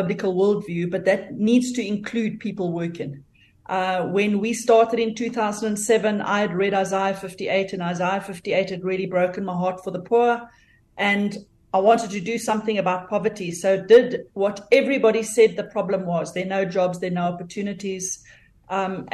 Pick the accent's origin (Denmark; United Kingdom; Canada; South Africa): South Africa; moved away as an adult; now in North Georgia, United States; I am originally from South Africa.